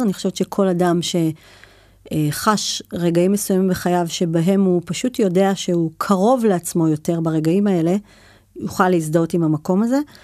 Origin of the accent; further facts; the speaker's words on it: Shlomi, Northern District, Israel; גדלתי כילדה בצפון הרחוק, בשלומי